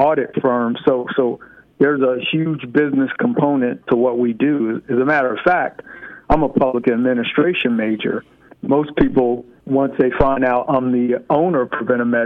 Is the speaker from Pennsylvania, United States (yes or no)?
yes; Allentown, Pennsylvania, United States; I'm a native of Allentown, born and raised on 2nd Street in Allentown